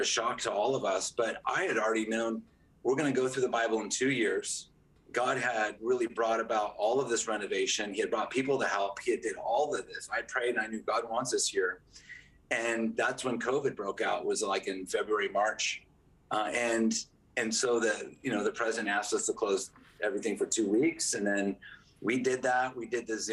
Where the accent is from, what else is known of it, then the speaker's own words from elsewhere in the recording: Newport Beach, California, United States; now in San Jose, United States; I was born in Newport Beach, and all of our family lives down there